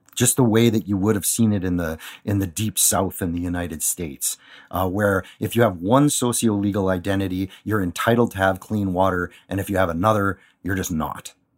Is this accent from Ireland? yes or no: no; Thunder Bay, Ontario, Canada; I'm from Thunder Bay.